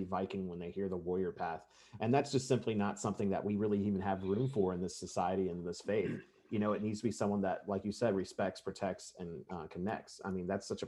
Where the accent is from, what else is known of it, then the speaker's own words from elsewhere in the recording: Kentucky, United States; I'm from Kentucky